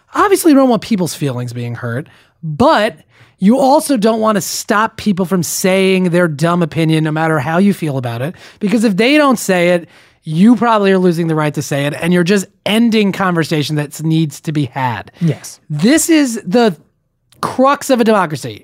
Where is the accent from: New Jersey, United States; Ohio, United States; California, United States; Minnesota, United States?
New Jersey, United States; my home state, the Garden State of New Jersey